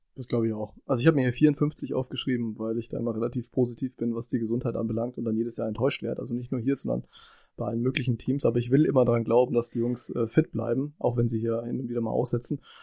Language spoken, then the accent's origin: German; Franconia, Bavaria, Germany; ich bin ja Franke